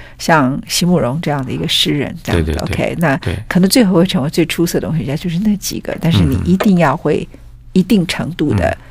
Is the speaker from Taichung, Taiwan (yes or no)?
yes; Taichung, Taiwan; now in Taipei, Taiwan; 我是台中人